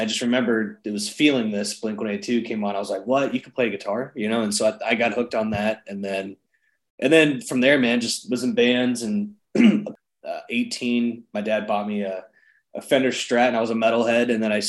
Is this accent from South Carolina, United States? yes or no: yes; Charleston, South Carolina, United States; moved away as an adult; also born or lived in Nashville, Tennessee; I'm from Charleston, South Carolina though.